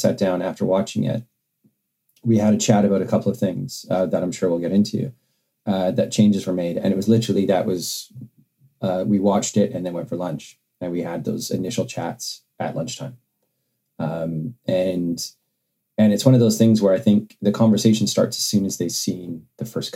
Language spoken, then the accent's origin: English; Vancouver, British Columbia, Canada; now in United Kingdom; me growing up in Vancouver